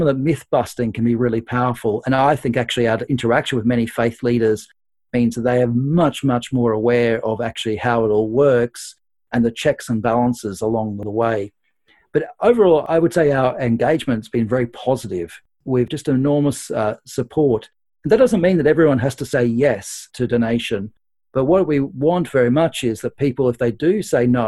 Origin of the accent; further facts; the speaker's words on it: Australia; now in United Kingdom; I'm Australian, and so I have a lot of contacts back home in Australia.